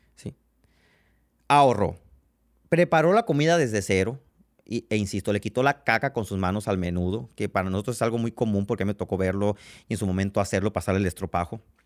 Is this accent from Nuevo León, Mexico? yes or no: no; Sonora, Mexico; soy de Sonora